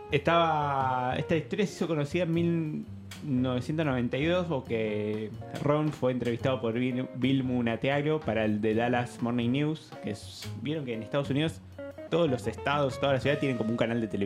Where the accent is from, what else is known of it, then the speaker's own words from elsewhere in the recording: Lomas de Zamora, Buenos Aires Province, Argentina; Yo también nací en Lomas.